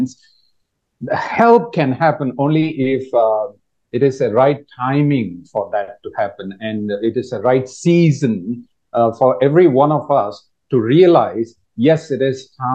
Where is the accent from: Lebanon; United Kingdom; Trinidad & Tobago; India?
India; moved away as an adult; now in Thailand; I am from India